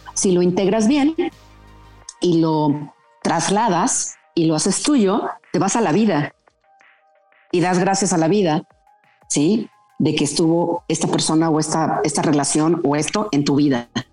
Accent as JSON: {"language": "Spanish", "country": "Mexico", "said": "un orgullo como mexicana"}